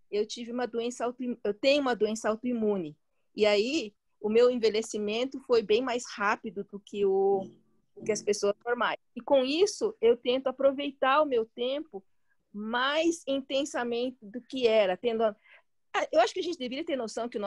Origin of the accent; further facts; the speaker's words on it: China; E, e o chinês, né, eu sou chinesa, né? Para quem não sabe